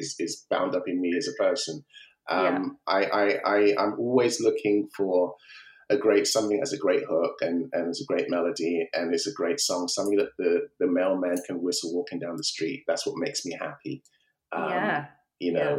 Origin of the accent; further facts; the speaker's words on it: United Kingdom; I'm a British African, British Nigerian, if you like. My heritage is Nigerian